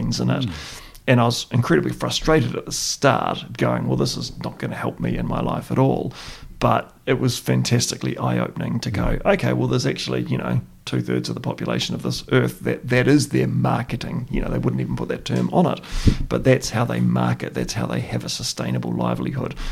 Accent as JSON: {"language": "English", "town": "Christchurch", "region": "Canterbury", "country": "New Zealand", "tie": "born or raised there", "said": "We grew up in St. Albans, and it was pleasant and it was nice"}